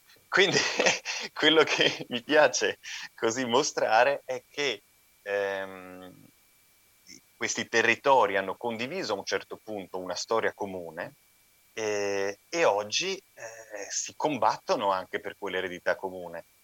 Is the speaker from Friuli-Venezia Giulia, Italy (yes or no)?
yes; Gemona del Friuli, Friuli-Venezia Giulia, Italy; now in Zagreb, Croatia; io non sono veneziano, sono di Gemona del Priuli